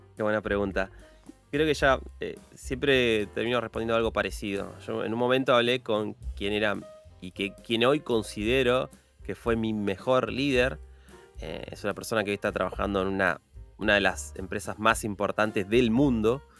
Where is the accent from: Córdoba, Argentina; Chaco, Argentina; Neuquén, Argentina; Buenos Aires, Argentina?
Buenos Aires, Argentina; yo soy de Buenos Aires, soy de Argentina